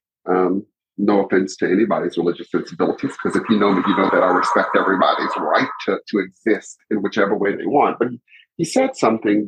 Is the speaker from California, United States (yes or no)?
no; Lafayette, Louisiana, United States; now in Houston, United States; I'm from Louisiana. Yeah, I'm from Louisiana. I'm from a place called Lafayette.